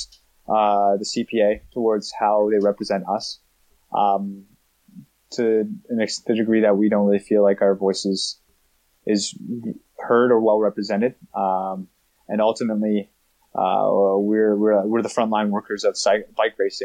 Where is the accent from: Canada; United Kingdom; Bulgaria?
Canada; Being Canadian